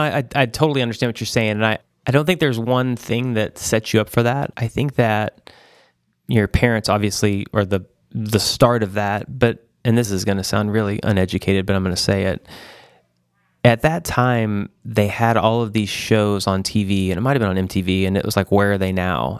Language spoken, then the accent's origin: English; Joplin, Missouri, United States; I grew up in, uh, a town, Joplin, Missouri